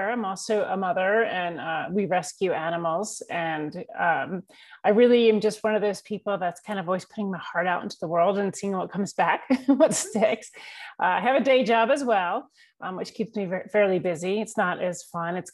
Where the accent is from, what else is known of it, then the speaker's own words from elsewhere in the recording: New York, United States; I live in the mountains of North Georgia. I'm originally from New York, but grew up all over the country.